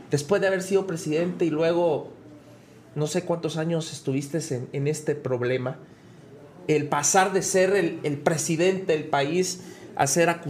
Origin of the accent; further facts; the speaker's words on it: Guatemala; Somos, solo los guatemaltecos vamos a poder salvar a Guatemala.